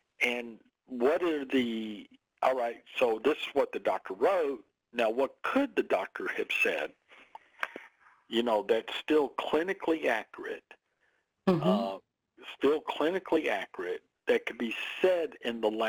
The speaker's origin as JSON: {"language": "English", "region": "the South", "country": "United States", "said": "I'm from the South. We say here in the South, I'm fixing to go somewhere"}